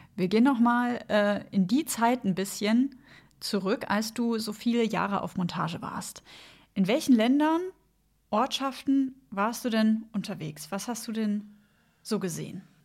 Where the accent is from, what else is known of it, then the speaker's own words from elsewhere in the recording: Bavaria, Germany; moved away; ich komme ursprünglich aus Bayern